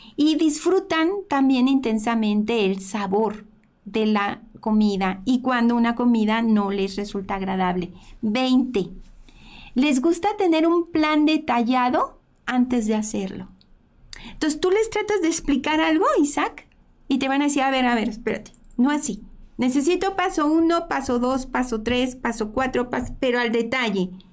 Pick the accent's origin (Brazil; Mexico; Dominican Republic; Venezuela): Mexico; somos mexicanos